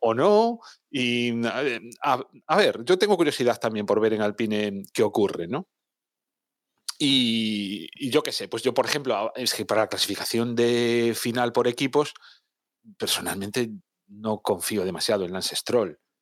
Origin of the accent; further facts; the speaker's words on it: Spain; los que somos españoles